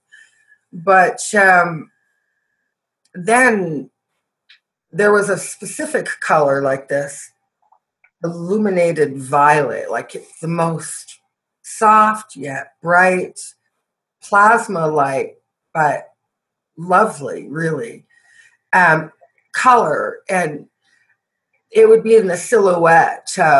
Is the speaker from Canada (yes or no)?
yes; Canada; I was born and raised in Canada